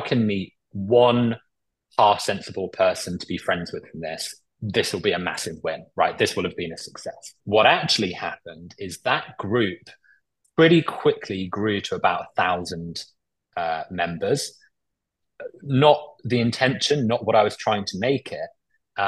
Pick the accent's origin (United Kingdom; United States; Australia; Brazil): United Kingdom; Cornwall, South West England; now in London, United Kingdom; I grew up in Cornwall